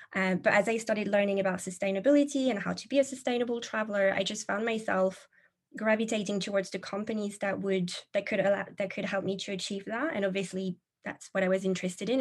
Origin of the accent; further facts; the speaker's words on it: France; moved away as an adult; now in England, United Kingdom; I'm originally from France, but like you mentioned, living in England, it's been about a decade or so now living the expat life.